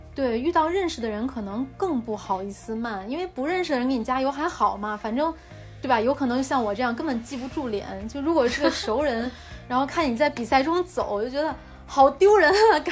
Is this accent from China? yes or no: yes; China; 我是中国人